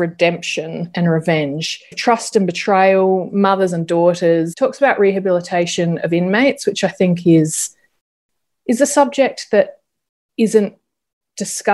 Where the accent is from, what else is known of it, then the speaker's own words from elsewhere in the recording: South Australia, Australia; I'm from South Australia